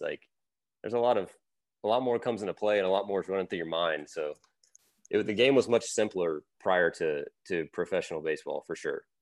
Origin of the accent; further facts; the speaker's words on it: Louisiana, United States; I grew up in Louisiana